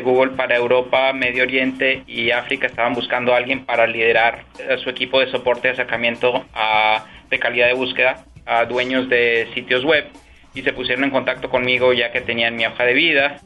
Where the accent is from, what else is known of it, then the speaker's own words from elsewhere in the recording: Peru; moved away as an adult; also born or lived in Washington, D.C., United States; now in Ireland; Yo me crié en el Perú